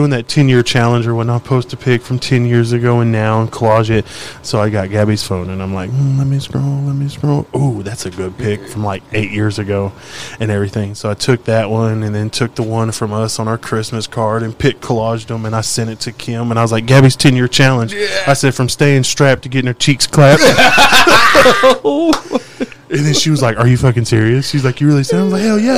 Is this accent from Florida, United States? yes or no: no; Oklahoma, United States; moved away as an adult; also born or lived in Texas; now in Hewitt, United States; Originally Oklahoma. Like I've been all over Oklahoma and Texas